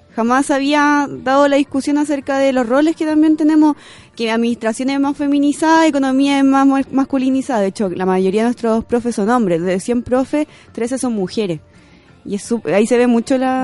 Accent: Curicó, Maule, Chile; moved away as an adult; now in Santiago, Chile; vengo de Curicó.

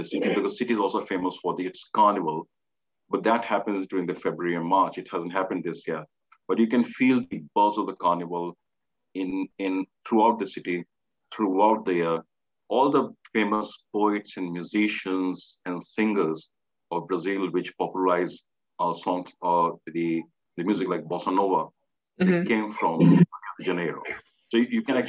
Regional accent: India; growing up in India, we always heard the stories

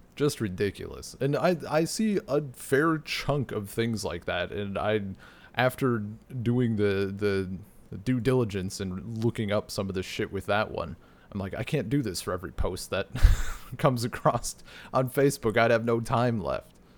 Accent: Wisconsin, United States; my area of Wisconsin

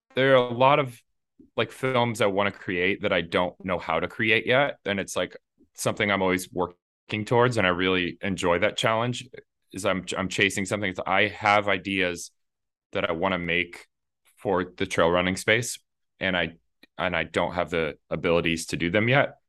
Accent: Indiana, United States; I grew up in Indiana

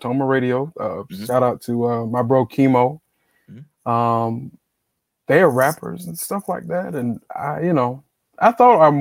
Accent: Greenville, South Carolina, United States; I'm from Greenville, South Carolina

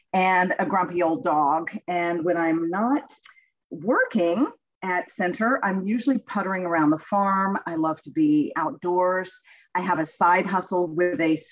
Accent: Texas, United States; also born or lived in New England / Rhode Island; now in Kentucky, United States; I am a Southerner, right? Spending most of my childhood in Texas

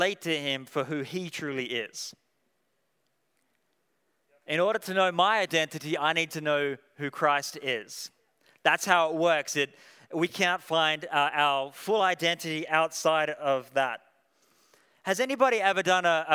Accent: Tasmania, Australia; So I'm from Australia, and I'm from a place called Tasmania in Australia.

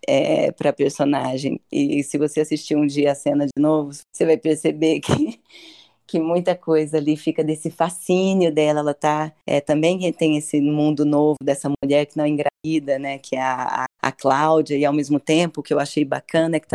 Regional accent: Ituverava, São Paulo, Brazil; eu sou de Tuverava

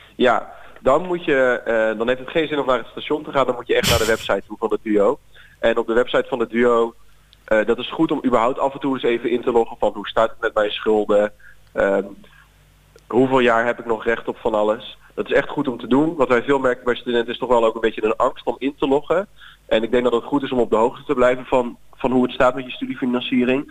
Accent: Zeeland, Netherlands; moved away as an adult; also born or lived in Leiden; Ik ben opgegroeid in Zeeland

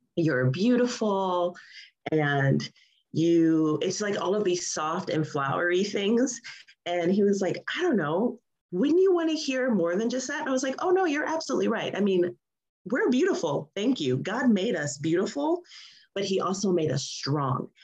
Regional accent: United States; being an American

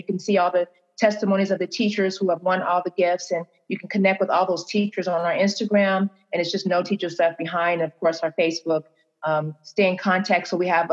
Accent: United States; As an American

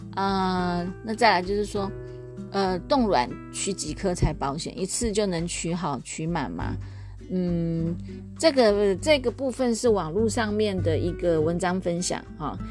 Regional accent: Taiwan; also born or lived in Taoyuan; 我们的台湾第一美女林志玲

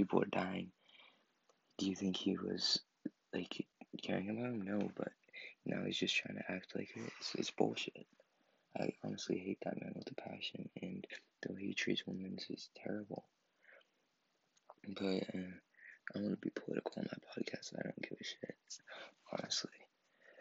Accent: Maine, United States; I was born in Maine, and I still live in Maine.

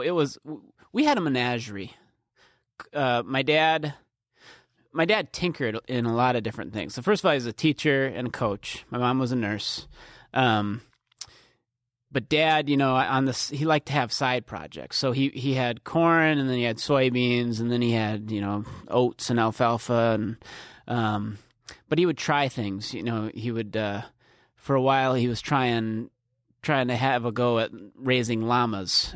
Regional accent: Norway Center, South Dakota, United States; it's in between Canton, Beersford, and Alcester. That's where I grew up

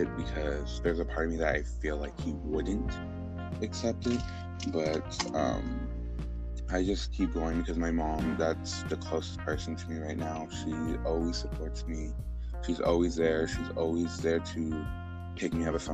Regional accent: Houston, Texas, United States; I'm originally from Spring Branch, a part of Houston that's not the pretty side. We actually grew up really, we struggled a lot

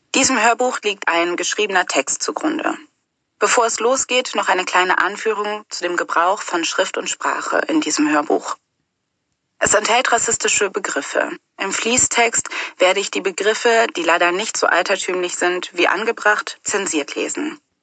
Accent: Cologne, North Rhine-Westphalia, Germany; Ich bin in Köln-Nippes aufgewachsen

